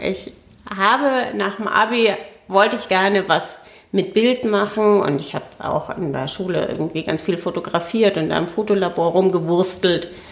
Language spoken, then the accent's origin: German; Franconia, Bavaria, Germany; moved away as an adult; now in Berlin, Germany; Ich bin Fränkin und ähm, ja, also exil Exilfränkin